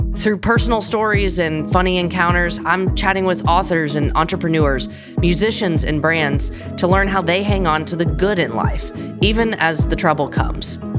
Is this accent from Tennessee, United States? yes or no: yes; Nashville, Tennessee, United States; I grew up in Nashville.